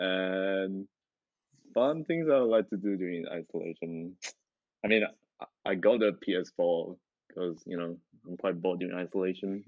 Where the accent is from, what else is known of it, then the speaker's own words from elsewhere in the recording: Malaysia; I'm from the better Singapore, which many people call Malaysia.